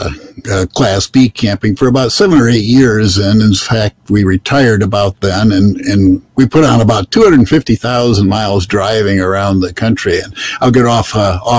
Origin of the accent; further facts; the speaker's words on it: Michigan, United States; we're from Michigan, 1,000-plus miles from here